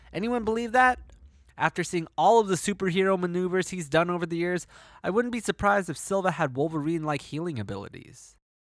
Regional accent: Toronto, Ontario, Canada; my hometown of Toronto

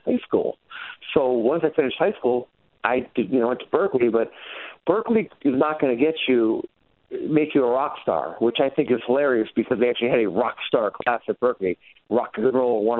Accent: Hartford, Connecticut, United States; I was born in Connecticut, actually, East Coast. I was born in Hartford

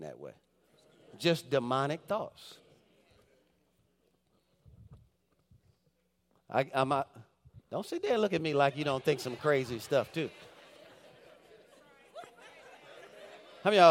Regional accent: Detroit, Michigan, United States; If you're from the Detroit area, we grew up on Dexter and Davis

